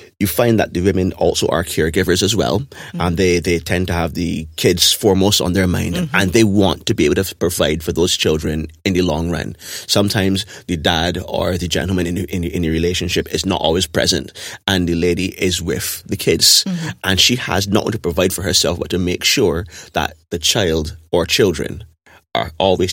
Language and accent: English; Barbados; the society that we grew up in Barbados